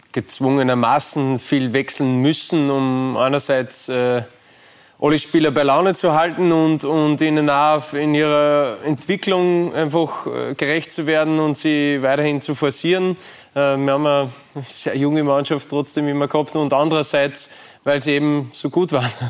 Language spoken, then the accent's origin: German; Austria; man hat das natürlich von außen nur äh, als Österreicher mitverfolgt in der deutschen Bundesliga.